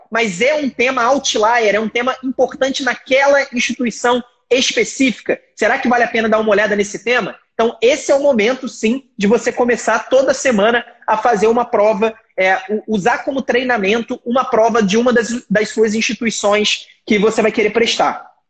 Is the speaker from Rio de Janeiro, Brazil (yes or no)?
yes; Rio de Janeiro, Brazil; no Rio de Janeiro, né? que é, que é de onde eu, onde eu nasci, onde eu morei e onde eu fiz faculdade